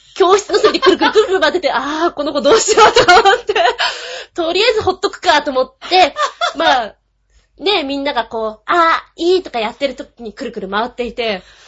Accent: Kanto, Japan; 関東の人間で

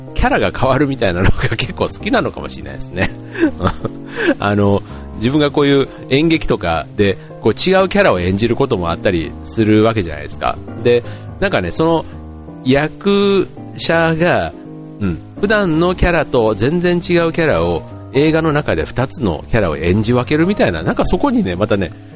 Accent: Kansai, Japan; moved away as an adult; also born or lived in Osaka; now in Tokyo, Japan; 自分関西出身なんで

